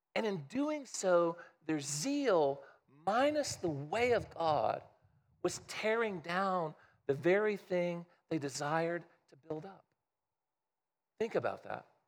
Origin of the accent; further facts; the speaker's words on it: Midwest, United States; I grew up in the Midwest